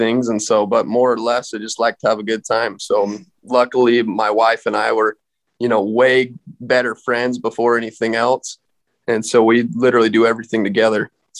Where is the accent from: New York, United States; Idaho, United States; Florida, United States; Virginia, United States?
Idaho, United States; Rigby; also born or lived in Ririe, Idaho; we're born and raised here, Southeast Idaho, right pretty close to the Western Wyoming border. And I grew up in Rigby.